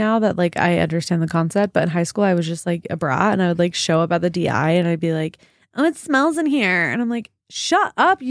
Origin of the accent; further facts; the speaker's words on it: Draper, Utah, United States; I grew up in Draper.